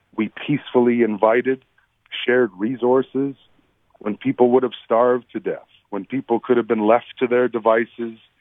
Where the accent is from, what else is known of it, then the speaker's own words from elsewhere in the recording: Peguis, Manitoba, Canada; when my dad and I would be tasked with singing at wake services and funerals growing up in Peguis.